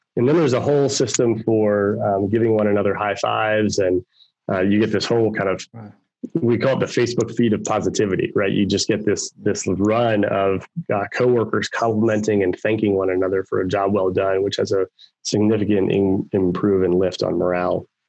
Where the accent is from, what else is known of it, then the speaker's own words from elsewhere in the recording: Baltimore, Maryland, United States; moved away as an adult; now in Raleigh-Durham, United States; I grew up in Baltimore, Maryland